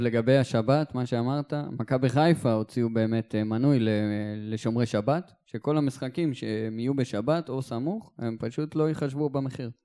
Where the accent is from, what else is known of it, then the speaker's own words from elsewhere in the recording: Eilat, Southern District, Israel; אני מאילת